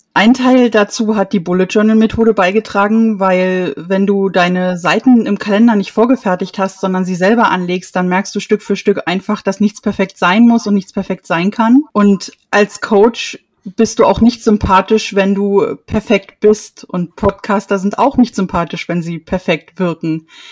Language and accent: German; Erfurt, Thuringia, Germany; ich komme aus Erfurt